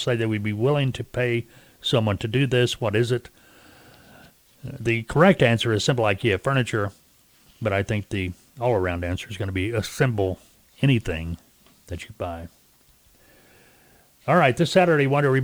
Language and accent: English; Arkansas, United States; Arkansas, my home state where we originate this broadcast